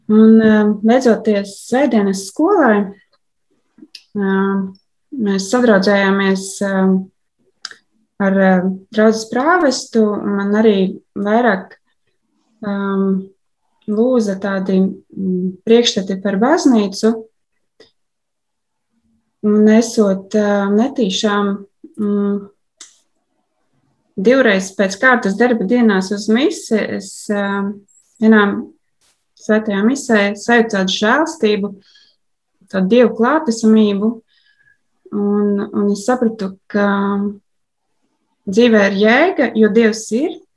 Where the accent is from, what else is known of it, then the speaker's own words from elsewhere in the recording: Alūksne, Latvia; now in Riga, Latvia; Es, es dzīvoju Rīgā vairākus gadus, bet oriģināli esmu no Aluksnes.